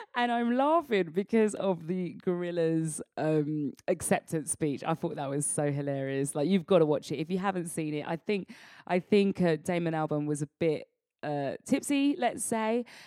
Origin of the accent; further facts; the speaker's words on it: United Kingdom; as black British people